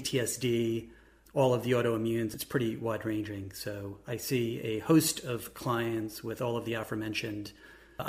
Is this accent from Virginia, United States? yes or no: no; New York, United States; now in Columbus, United States; I'm originally from New York. I'm now in Columbus